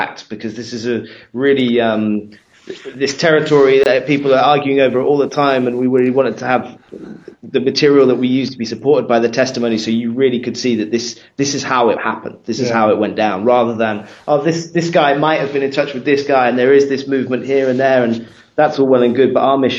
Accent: United Kingdom; being British

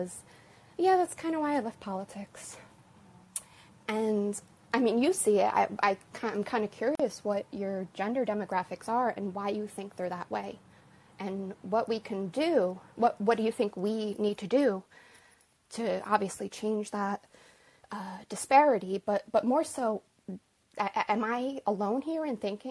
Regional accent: New Jersey, United States; I've outed myself as a New Jerseyan

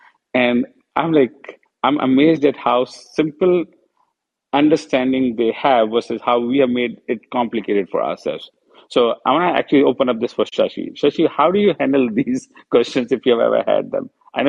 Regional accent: India; moved away as an adult; now in United States; we were born in India, we have Indian passport, so we are Indian.

